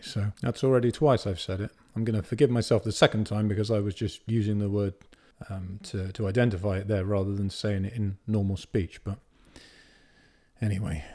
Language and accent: English; Bath, South West England, United Kingdom; I grew up in Bath